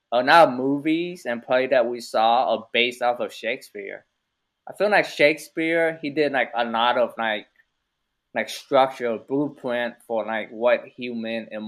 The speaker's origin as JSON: {"language": "English", "town": "Austin", "region": "Texas", "country": "United States", "tie": "born or raised there", "also_born_or_lived": "Vietnam / San Francisco", "said": "after when I first got to America, we was we was in uh, San Francisco for a little bit, where they drop all the Asians off. Yeah. And then we kind of drove to Austin. We had some relative here."}